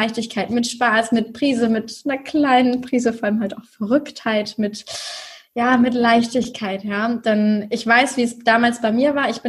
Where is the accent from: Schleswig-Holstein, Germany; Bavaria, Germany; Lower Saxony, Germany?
Schleswig-Holstein, Germany; Ich komme aus dem Norden von Deutschland bei Hamburg. Ich sage mal gerne, ich komme aus Hamburg, aber genau genommen komme ich noch aus Schleswig-Holstein, nämlich dem Ort, der direkt an Hamburg angrenzt.